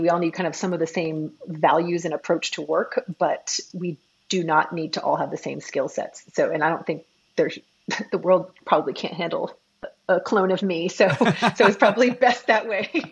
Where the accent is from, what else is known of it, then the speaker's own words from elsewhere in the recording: New York City, New York, United States; moved away as an adult; also born or lived in Michigan / San Francisco; now in Austin, United States; I grew up in New York City